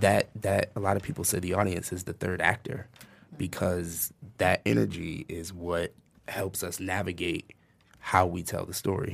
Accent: United States; moved away; I'm from New Jersey, New York originally

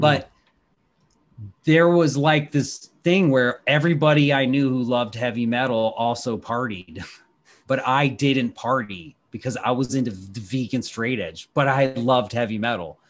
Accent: Washington, District of Columbia, United States; my hometown here in Washington, D C

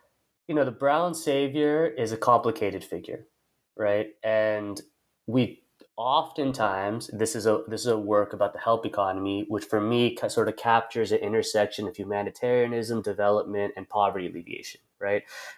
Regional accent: United States; as a Indian American, as a brown man, as at this time I wasn't even thinking in caste terms, but as a dominant caste person

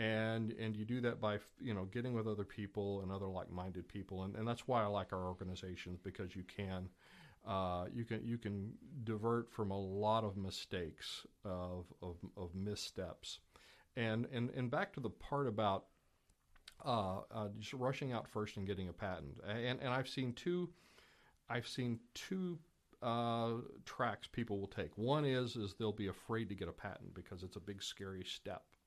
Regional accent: Louisville, Kentucky, United States; was born in Eastern Kentucky, grew up in Louisville, uh, so tha-, that's why I don't seem to have the, you know, typical Eastern Kentucky accent

